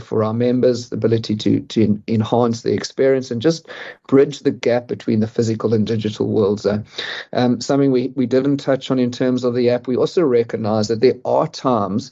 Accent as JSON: {"language": "English", "country": "South Africa", "said": "I'm a South African"}